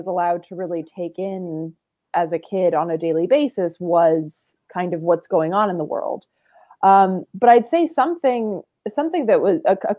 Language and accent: English; Sweden; also born or lived in Charlotte, North Carolina, United States; So I spent a good deal of time growing up in Sweden and then also in Charlotte, North Carolina, which are very different.